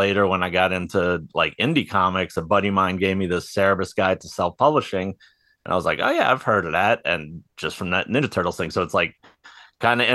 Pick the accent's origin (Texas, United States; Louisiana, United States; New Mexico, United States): Louisiana, United States; New Orleans; I'm from New Orleans and watching the riverboats go